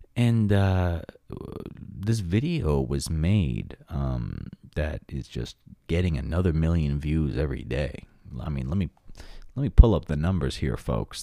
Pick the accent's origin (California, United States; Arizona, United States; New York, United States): New York, United States; Long Island; my hometown of Long Island, New York